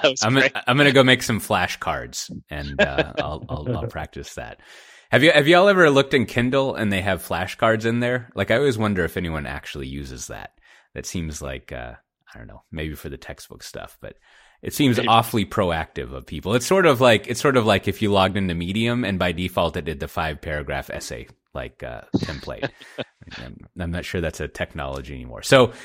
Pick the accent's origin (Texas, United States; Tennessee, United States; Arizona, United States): Texas, United States; Austin; But it'll be in my hometown of Austin, Texas.